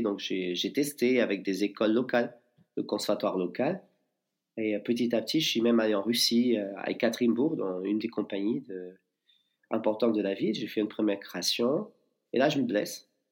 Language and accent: French; Portugal; moved away as an adult; also born or lived in Lisbon / New York; now in Bayonne, France; je suis portugais.